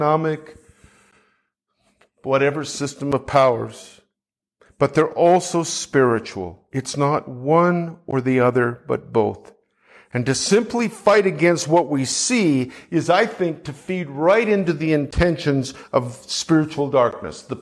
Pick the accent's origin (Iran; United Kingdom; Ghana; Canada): Canada; I'm from Canada